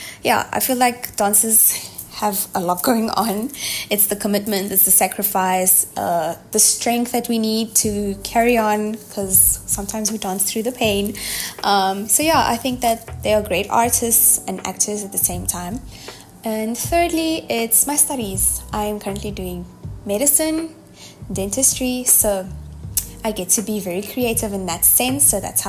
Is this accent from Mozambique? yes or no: yes; Mozambique; I'm from Mozambique.